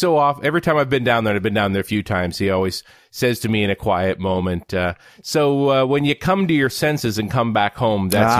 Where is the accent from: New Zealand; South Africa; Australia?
New Zealand; Tauranga, Bay of Plenty; moved away; My hometown of Tauranga, New Zealand.